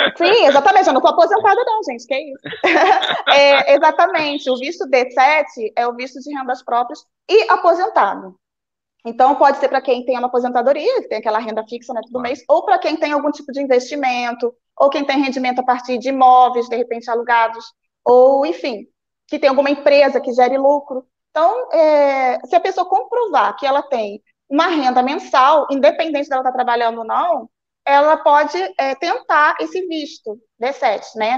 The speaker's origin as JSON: {"language": "Portuguese", "town": "Rio Bonito", "region": "Rio de Janeiro", "country": "Brazil", "tie": "born or raised there", "also_born_or_lived": "Nova Friburgo, Brazil", "moved": "as an adult", "lives_now": "Portugal", "said": "sou nascida em Rio Bonito, que é uma cidade bem de interior"}